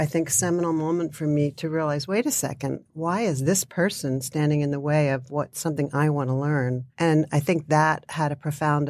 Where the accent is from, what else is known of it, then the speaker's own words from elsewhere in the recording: Pennsylvania, United States; I grew up outside of Philadelphia. So there were great museums.